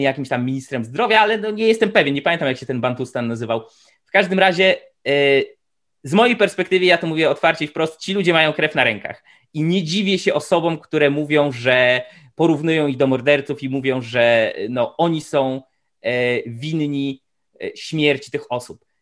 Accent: Tomaszów Mazowiecki, Łódź Voivodeship, Poland; ja pochodzę, to jest moje rodzinne miasto, pochodzę z Tomaszowa Mazowieckiego

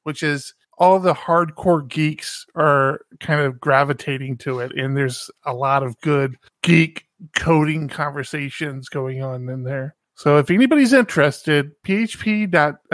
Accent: Washington, District of Columbia, United States; D.C., where I'm from

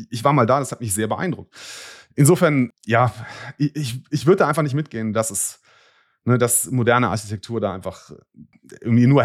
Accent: Bonn, North Rhine-Westphalia, Germany; ich komme aus Bonn, mache es jetzt mal publik, diese Stadt ist enorm gewachsen in der Gründerzeit.

